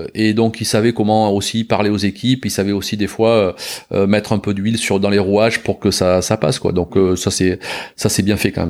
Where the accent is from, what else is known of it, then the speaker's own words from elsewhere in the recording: Bordeaux, Nouvelle-Aquitaine, France; en tant que en tant que bordelais quand même on est on, on baigne dedans tout petit